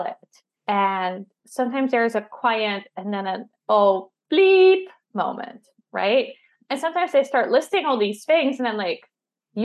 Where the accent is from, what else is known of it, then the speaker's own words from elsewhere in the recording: Netherlands; I'm from the Netherlands